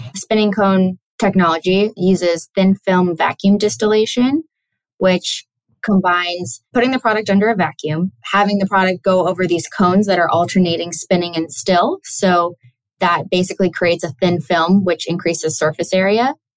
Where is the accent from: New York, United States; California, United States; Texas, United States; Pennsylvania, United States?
California, United States; Sonoma County; was born and raised in Sonoma County, California.